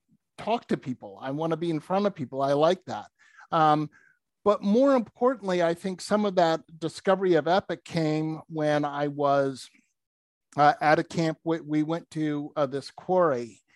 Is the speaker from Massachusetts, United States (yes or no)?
yes; Massachusetts, United States; First of all, growing up, I grew up in outside of Boston, Massachusetts.